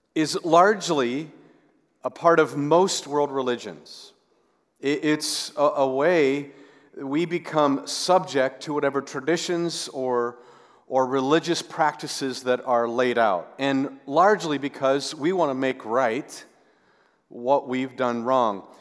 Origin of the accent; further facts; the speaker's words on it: the West, United States; growing up in, in the West